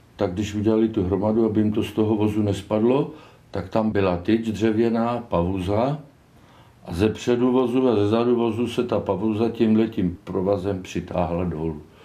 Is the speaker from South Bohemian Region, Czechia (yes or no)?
yes; Kaplice, South Bohemian Region, Czechia; also born or lived in Malonty; jsem rodilý kapličák z Bělidla